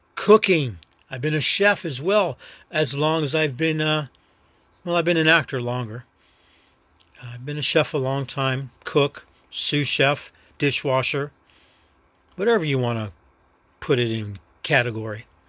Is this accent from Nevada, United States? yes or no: yes; Las Vegas, Nevada, United States; accent: New York; moved away as an adult; also born or lived in New York; now in Virginia, United States; Raised in Vegas, man. My hometown, and I miss it dearly